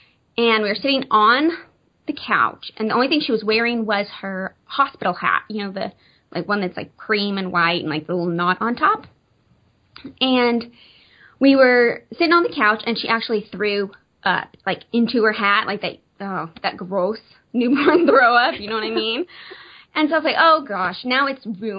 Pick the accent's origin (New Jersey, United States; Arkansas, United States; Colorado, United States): Arkansas, United States; moved away as an adult; now in Branson, United States; we're originally from Arkansas, and just moved to Branson, Missouri, oh my goodness, in October.